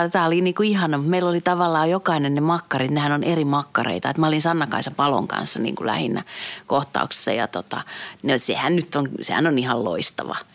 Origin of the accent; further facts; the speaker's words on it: Lappeenranta, South Karelia, Finland; born there; mä oon kuitenkin syntynyt Lappeenrannassa, mutta mun vanhemmat on tosiaan muuttanut sinne just ennen kuin mä synnyin.